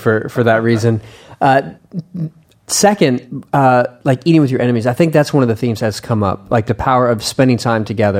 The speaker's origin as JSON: {"language": "English", "country": "United States", "said": "I'm an American"}